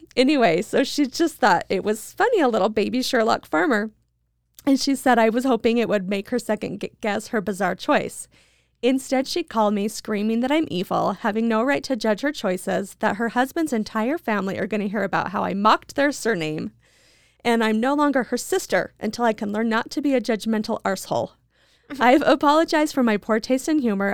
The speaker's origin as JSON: {"language": "English", "region": "Idaho", "country": "United States", "said": "I'm from Idaho"}